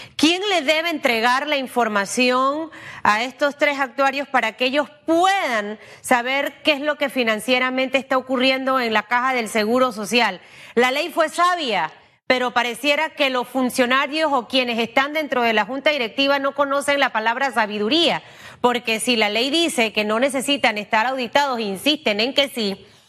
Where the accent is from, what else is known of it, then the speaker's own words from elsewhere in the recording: Panama; como panameña